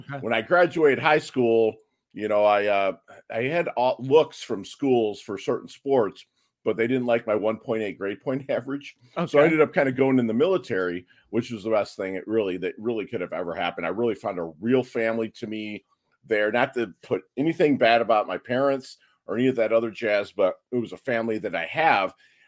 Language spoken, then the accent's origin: English; Philippines; born there; Yeah, man. I was born in 72. And I was born in the Philippine Islands.